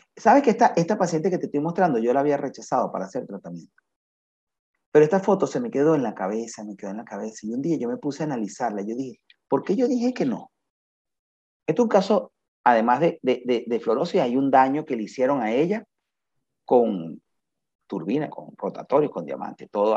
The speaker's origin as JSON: {"language": "Spanish", "country": "Venezuela", "moved": "as an adult", "said": "desde que yo terminé hasta que yo salí de Venezuela"}